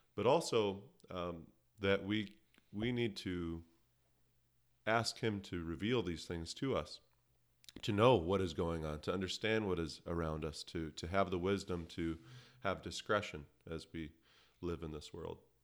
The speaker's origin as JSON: {"language": "English", "country": "Canada", "tie": "born or raised there", "said": "I'm a Canadian by birth"}